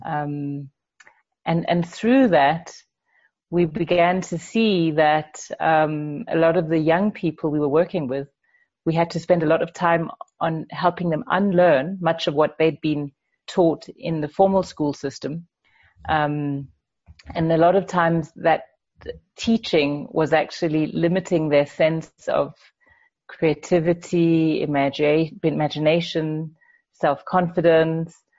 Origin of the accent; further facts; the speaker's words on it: Denmark; moved away as an adult; now in Zimbabwe; when I was growing up in Denmark, I, I didn't go to a Waldorf school